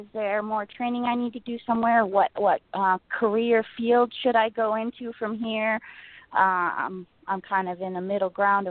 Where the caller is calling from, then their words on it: Rockford, Illinois, United States; I'm calling from Rockford.